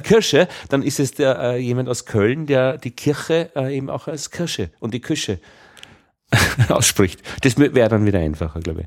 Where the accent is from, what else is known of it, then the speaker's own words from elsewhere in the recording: Upper Austria, Austria; accent: Upper Austrian; ich als Oberösterreicher habe dieses, hab sehr weit oben, Lei, Lei, Ei, Ei. Man hört mich am Ei.